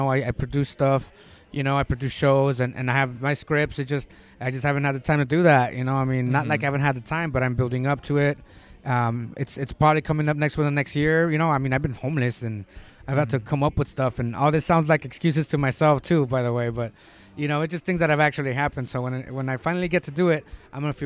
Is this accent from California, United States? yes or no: yes; San Diego, California, United States; also born or lived in Tijuana, Mexico; I was born in Tijuana, and I was raised in San Isidro and Tijuana most of my youth. But I grew up South San Diego, San Isidro, Chula Vista, National City, Imperial Beach